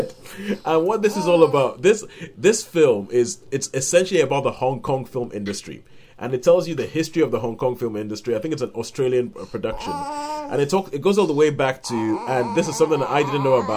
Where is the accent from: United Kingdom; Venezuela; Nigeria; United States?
Nigeria; I'm Nigerian, and we grew up in Nigeria